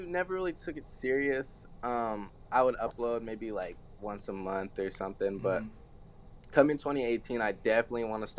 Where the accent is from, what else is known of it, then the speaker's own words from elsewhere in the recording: Dallas, Texas, United States; I'm 17 years old. I was born in Dallas, Texas.